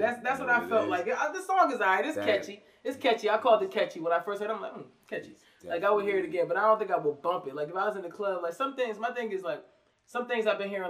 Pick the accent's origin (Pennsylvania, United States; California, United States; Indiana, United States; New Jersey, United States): New Jersey, United States; I'm a fan, yo. Okay, I'm a fan from Jersey to the music.